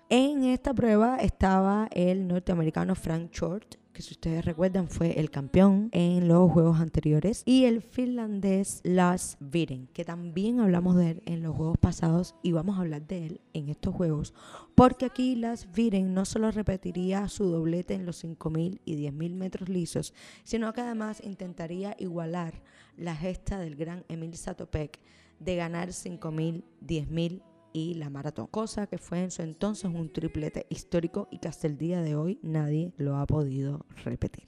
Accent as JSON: {"language": "Spanish", "country": "Cuba"}